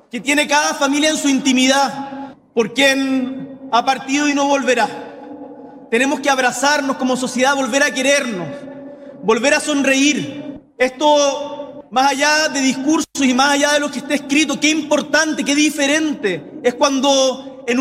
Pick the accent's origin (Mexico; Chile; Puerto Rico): Chile; Magallanes and Chilean Antarctica; las zonas más aisladas de nuestro país, como el Magallanes de donde vengo